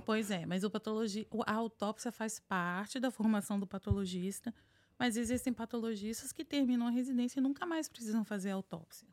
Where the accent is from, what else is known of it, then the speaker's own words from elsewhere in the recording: Vitória, Espírito Santo, Brazil; moved away as an adult; also born or lived in São Paulo, Brazil / North Carolina, United States; now in United States; nasci em Vitória, fiz faculdade na Universidade Federal do Espírito Santo